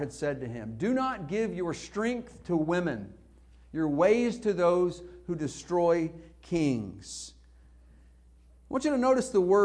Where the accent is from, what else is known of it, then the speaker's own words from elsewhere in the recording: Northeast Arkansas, United States; moved away; When I was a kid and growing up in Northeast Arkansas